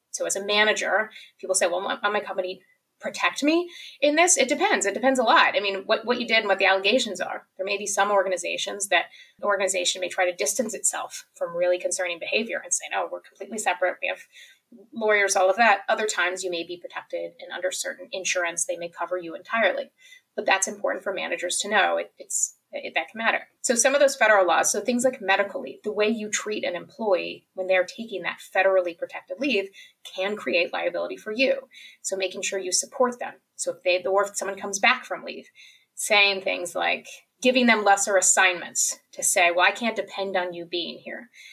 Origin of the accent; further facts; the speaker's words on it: Kentucky, United States; I'm from Kentucky